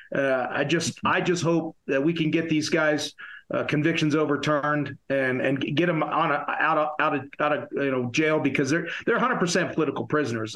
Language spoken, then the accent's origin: English; upstate New York, United States; my hometown in upstate New York